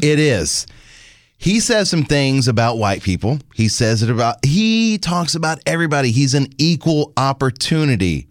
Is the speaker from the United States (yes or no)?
yes; Louisiana, United States; born or raised there